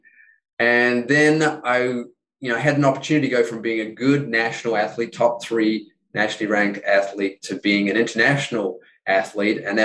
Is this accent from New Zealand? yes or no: yes; New Zealand; moved away as an adult; growing up in New Zealand, the first 20 years of my life